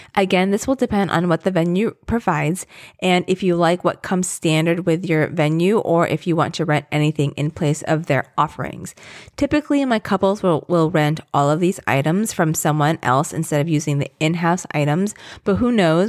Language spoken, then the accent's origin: English; Southern Virginia, United States; moved away; I grew up in Southern Virginia